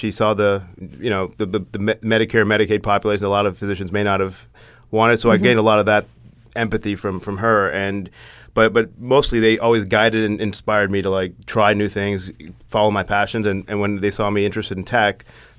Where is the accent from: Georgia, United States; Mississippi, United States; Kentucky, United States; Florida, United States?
Kentucky, United States; born or raised there; moved away as an adult